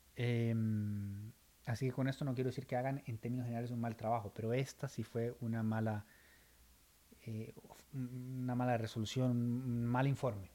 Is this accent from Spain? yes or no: no; Costa Rica; el tico es muy chotero